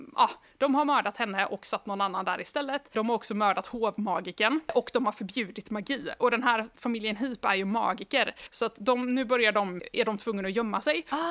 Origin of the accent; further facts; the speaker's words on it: Sweden; jag är svensk